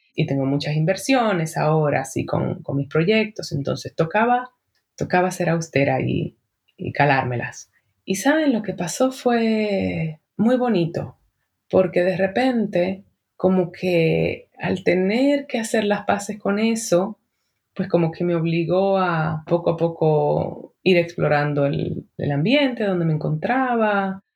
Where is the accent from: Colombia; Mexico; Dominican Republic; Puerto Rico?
Dominican Republic; en mi país, República Dominicana